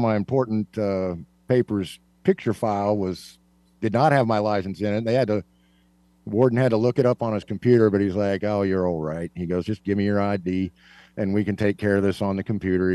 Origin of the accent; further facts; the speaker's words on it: Kansas, United States; I am from Kansas